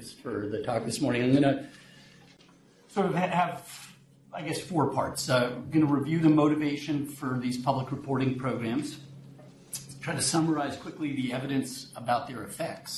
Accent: New York, United States; moved away; I grew up in New York, so I'm a fast talker

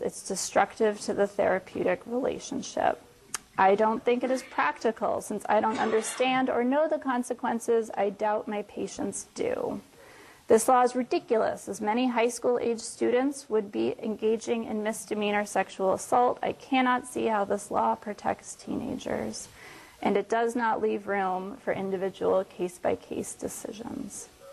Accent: Florida, United States; moved away; in Florida, um, which is my home state

